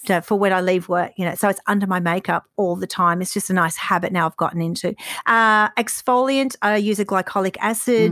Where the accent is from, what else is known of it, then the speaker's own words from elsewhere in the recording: Queensland, Australia; growing up in Queensland